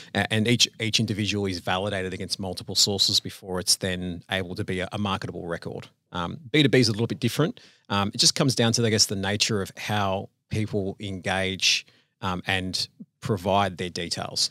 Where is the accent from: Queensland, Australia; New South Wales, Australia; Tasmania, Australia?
New South Wales, Australia; Sydney; moved away as an adult; now in Melbourne, Australia; So, uh, I grew up in Sydney, born and raised in Sydney